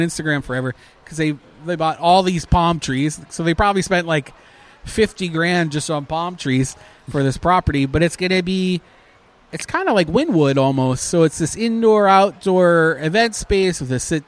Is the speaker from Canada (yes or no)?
yes; Canada; now in Orlando, United States; as a Canadian